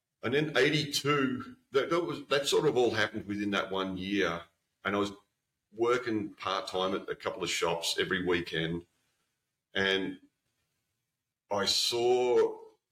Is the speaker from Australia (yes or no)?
yes; Australia; coming from Australia